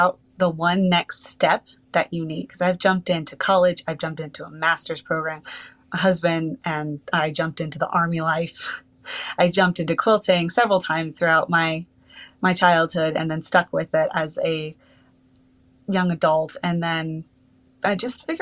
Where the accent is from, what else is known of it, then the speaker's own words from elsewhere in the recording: California, United States; moved away as an adult; also born or lived in Georgia / South Carolina / Texas / Arizona; I'm originally from California